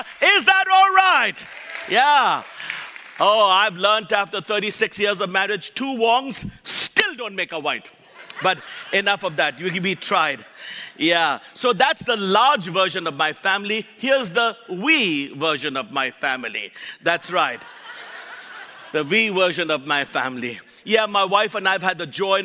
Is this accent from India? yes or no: yes; Kolkata, West Bengal, India; moved away; also born or lived in Nebraska; I was born and raised in Calcutta, India, raised by missionaries Mark and Huldah Bantain.